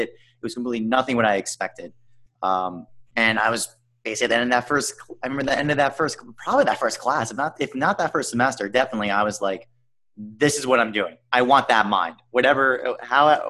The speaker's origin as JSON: {"language": "English", "area": "Long Island", "region": "New York", "country": "United States", "said": "I'm from Long Island, New York, 50 miles out east"}